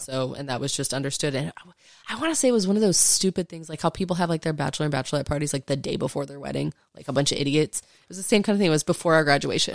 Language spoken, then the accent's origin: English; Arlington, Texas, United States; also born or lived in Fort Worth, Texas; I grew up in Arlington